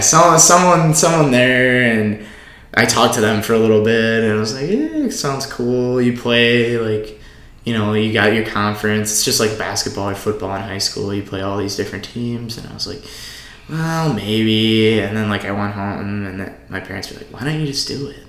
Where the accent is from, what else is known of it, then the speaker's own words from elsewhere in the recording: Oshkosh, Wisconsin, United States; I'm from Oshkosh. I I went to the same high school, pretty much the same kids throughout you know the, the my whole life